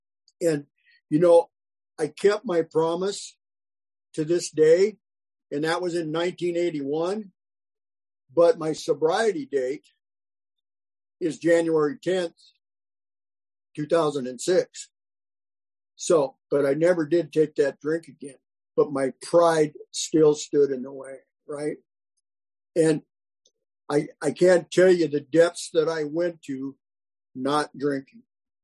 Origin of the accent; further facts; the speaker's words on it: South Dakota, United States; now in California, United States; This is when I moved from South Dakota to California